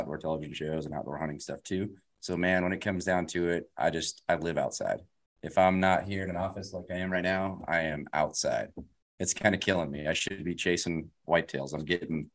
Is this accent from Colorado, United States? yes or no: yes; Colorado, United States; also born or lived in California; born and raised in Colorado